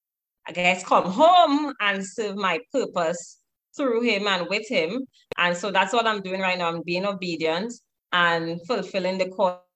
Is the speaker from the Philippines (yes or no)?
no; Tobago, Trinidad & Tobago; I'm from the lovely Caribbean island of Trinidad and Tobago, but I was born and raised in Tobago.